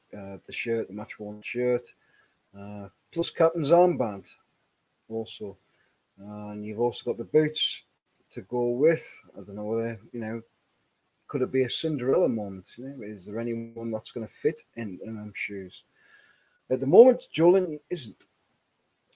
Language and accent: English; Whitburn, North East England, United Kingdom; also born or lived in Sunderland; I was born in Sunderland. But, you know, I grew up in Whitburn, a little village where we kind of had both